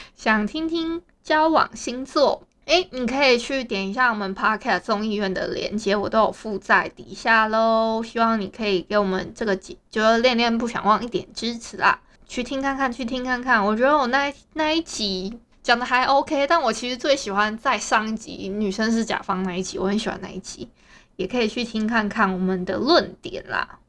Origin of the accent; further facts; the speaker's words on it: Hualien County, Taiwan; 我们花莲这边啊，其实有蛮多的所谓的猫友大队